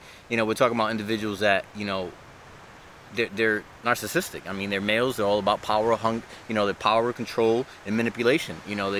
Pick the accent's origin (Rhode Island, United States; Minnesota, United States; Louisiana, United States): Rhode Island, United States; Providence; also born or lived in Bronx / Dominican Republic / Orlando; now in Hartford, United States; I lived in Dominican Republic, moved back to the Bronx, raised in Providence, Rhode Island, moved to Orlando, and then I'm in Hartford, Connecticut now.